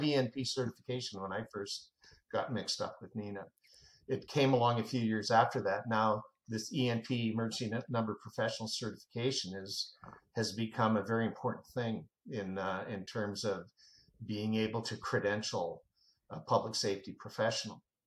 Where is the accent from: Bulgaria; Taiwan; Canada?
Canada; now in United States; I'm a Canadian, by the way, uh, but I uh, got naturalized, so uh, I'm, I have dual citizenship